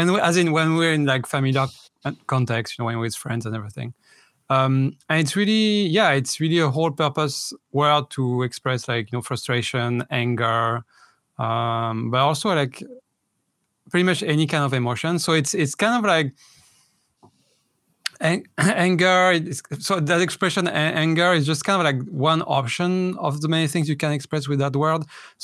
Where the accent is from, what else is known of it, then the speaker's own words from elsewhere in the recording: France; I'm from France, obviously.